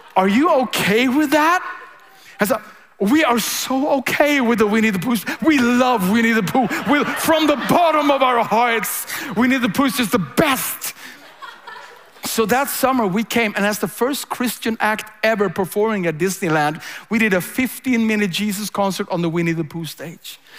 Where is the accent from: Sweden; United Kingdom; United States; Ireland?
Sweden; I'm a pastor from Sweden.